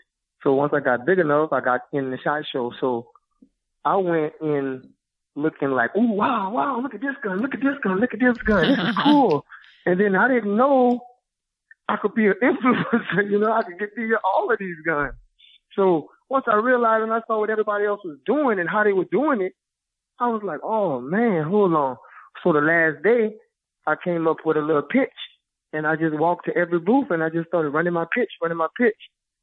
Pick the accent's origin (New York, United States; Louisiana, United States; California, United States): Louisiana, United States; Yep. Born and raised.